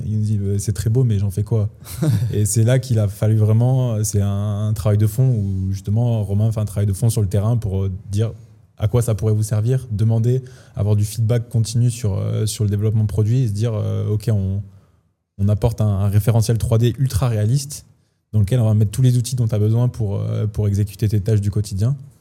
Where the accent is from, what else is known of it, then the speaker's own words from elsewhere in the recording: France; now in Switzerland; moi j'ai déjà investi en France, je suis français